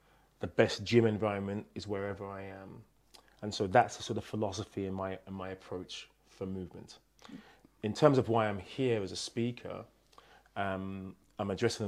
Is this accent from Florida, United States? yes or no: no; New Jersey, United States; Yes, and the fake accent, because I'm actually from New Jersey.